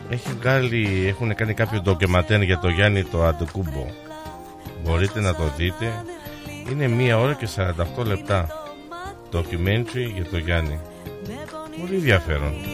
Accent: Kefalonia, Ionian Islands, Greece; now in Australia; εκεί στην Κεφαλονιά, εκεί σε κάτι χωριά. Να ξεκινήσω από το χωριό μου.

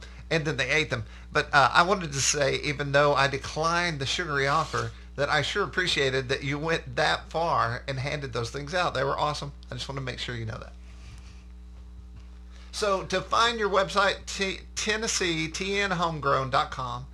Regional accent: Sherman, Texas, United States; I'm from Sherman, Texas, and I was raised as a small child on an exotic animal ranch.

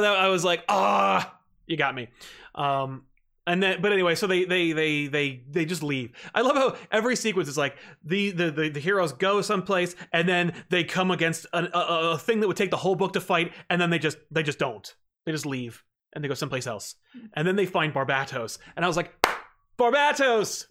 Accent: New Jersey, United States; I'm from Jersey

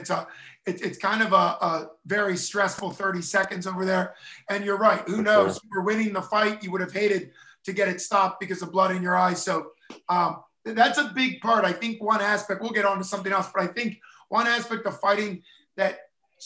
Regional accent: United States; being an American

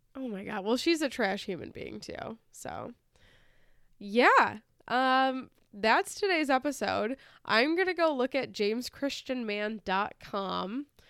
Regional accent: United States; we're American, and we're so happy over here

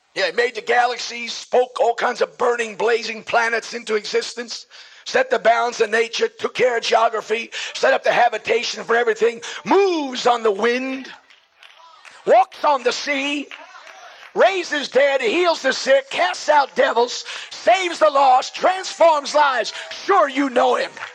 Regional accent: New York City, New York, United States; I'm a slob from Brooklyn, so my slang is sometimes crude

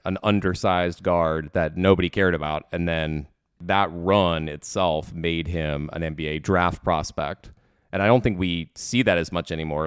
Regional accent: Washington, District of Columbia, United States; born or raised there

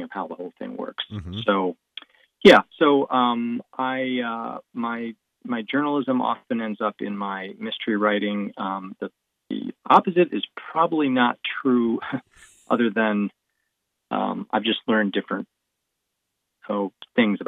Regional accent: Finger Lakes, upstate New York, United States; moved away as an adult; now in Columbus, United States; I grew up in the Finger Lakes in upstate New York in an extremely rural area

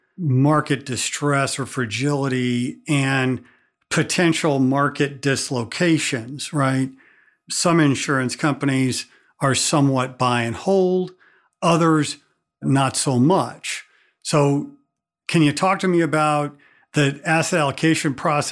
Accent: Missouri, United States; I'm from Missouri

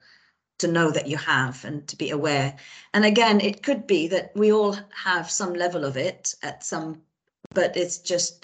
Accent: Beirut, Beirut Governorate, Lebanon; I grew up in Beirut, in Lebanon, and in an intellectual family.

